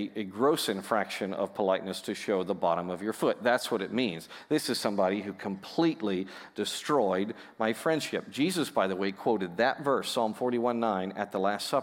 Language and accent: English; United States; I'm an American kid